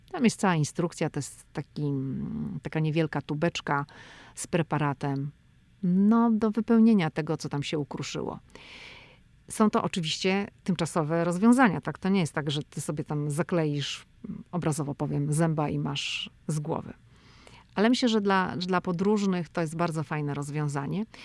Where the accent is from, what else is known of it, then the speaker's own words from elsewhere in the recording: Poland; now in United States; ja jestem z Polski